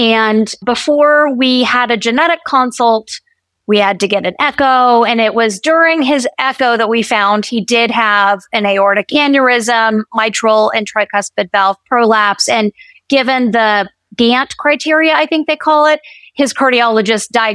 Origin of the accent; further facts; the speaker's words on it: West Virginia, United States; also born or lived in Bay Area, California; now in North Carolina, United States; I was born and raised in West Virginia